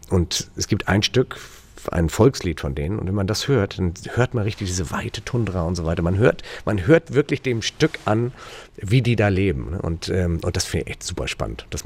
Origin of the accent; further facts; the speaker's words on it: Turkey; Ich bin damals in der Türkei aufgewachsen, weil mein Vater äh, Chefarzt am deutschen Krankenhaus war da. Das heißt, ich habe da auch meine Wurzeln.